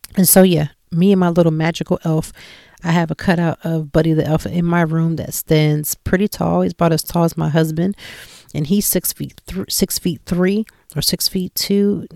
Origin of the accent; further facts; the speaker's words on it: Lancaster, Pennsylvania, United States; moved away as an adult; now in Philadelphia, United States; I'm not from Philadelphia and I was in Lancaster and, you know, we're a little town and I came in and I'm moving to this big city